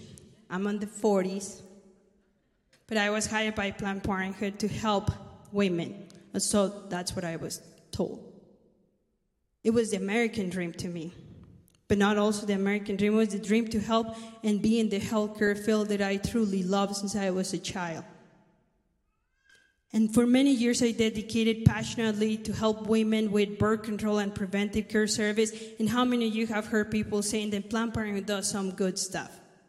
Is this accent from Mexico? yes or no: yes; Mexico City, Mexico; English is a second language; moved away as an adult; also born or lived in Phoenix, Arizona; now in United States; I am Mexican, if you didn't notice. I was born in Mexico City, And then I moved to this country when I was only 18 years of age with a tourist visa.